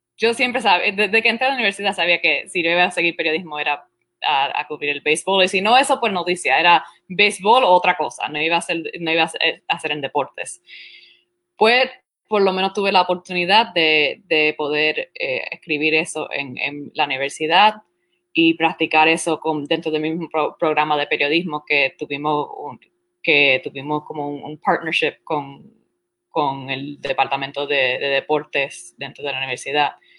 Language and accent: Spanish; Florida, United States; first language Spanish; also born or lived in Puerto Rico; me, me, me, mudé, nos mudamos para la Florida después que mi hermana nació, así que como a los dos años y medio, a los tres años